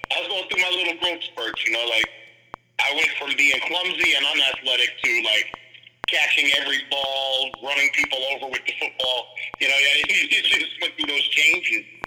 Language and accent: English; Jamaica; the link between them and the punks a lot of time were me because I'm Jamaican.